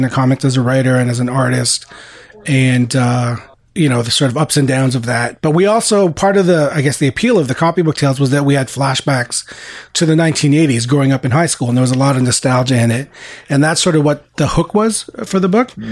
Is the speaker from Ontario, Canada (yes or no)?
no; Montreal, Quebec, Canada; also born or lived in Philippines; growing up in Montreal, you know, Montreal being a very European, you know, Francophone city